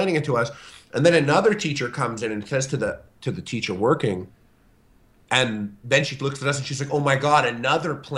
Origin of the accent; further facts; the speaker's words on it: Canada; I'm Canadian